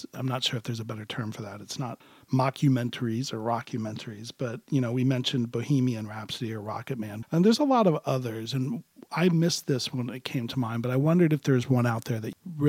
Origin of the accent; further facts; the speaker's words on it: Miami, Florida, United States; I grew up in Miami during the Criteria Sound revolution